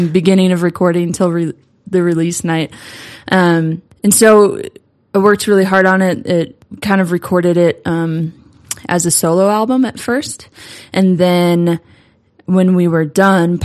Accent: St. Louis, Missouri, United States; moved away as an adult; also born or lived in Dallas, Texas; now in Denver, United States; I'm originally from St. Louis, and I came to Denver

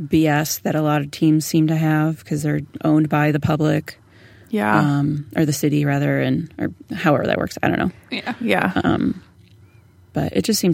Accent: Toledo, Ohio, United States; I'm from Ohio. I'm from Toledo.

